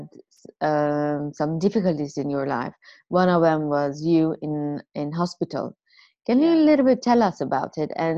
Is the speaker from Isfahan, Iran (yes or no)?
no; Tehran, Tehran Province, Iran; now in New York, United States; I'm from Tehran